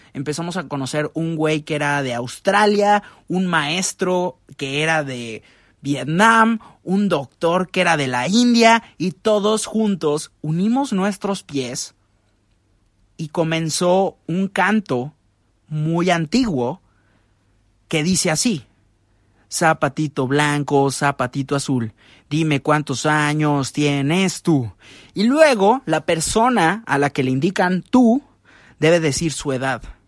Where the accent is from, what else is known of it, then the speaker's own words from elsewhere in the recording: Mexico; cuando nos preguntó de dónde éramos y dijimos México